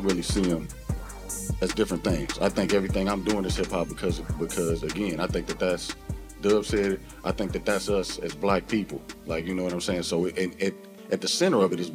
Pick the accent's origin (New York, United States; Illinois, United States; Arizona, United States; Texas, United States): Illinois, United States; East St. Louis; I grew up in East St. Louis.